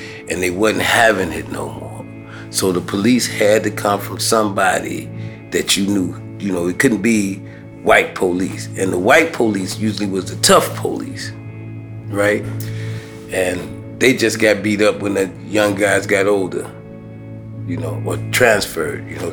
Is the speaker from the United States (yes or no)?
yes; Chicago, Illinois, United States; growing up in Chicago, especially in public housing